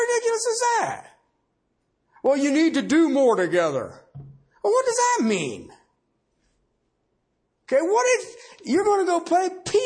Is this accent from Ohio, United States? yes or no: yes; Ohio, United States; I'm from Ohio